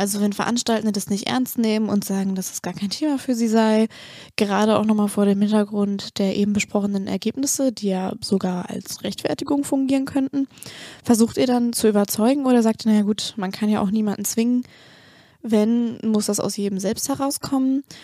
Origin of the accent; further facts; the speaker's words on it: the North, Northern Germany, Germany; ich komme ja auch aus dem Norden.